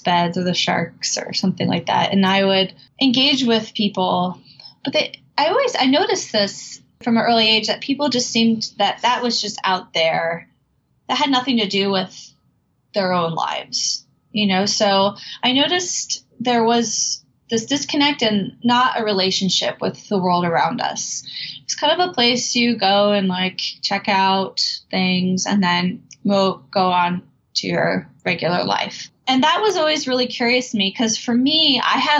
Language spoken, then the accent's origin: English; Gulf Coast of Florida, United States; I was about 14 when I started to volunteer at a local marine research center where I grew up on the Gulf Coast of Florida